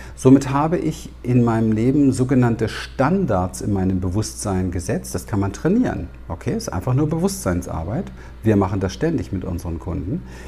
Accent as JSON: {"language": "German", "region": "Berlin", "country": "Germany", "tie": "born or raised there", "said": "Ich bin ja in den Slums dort in Wedding groß geworden"}